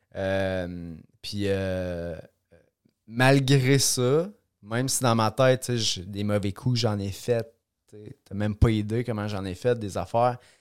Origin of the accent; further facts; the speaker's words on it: Trois-Rivières, Quebec, Canada; je suis né dans la belle région de la Mauricie j'ai grandi à Trois-Rivières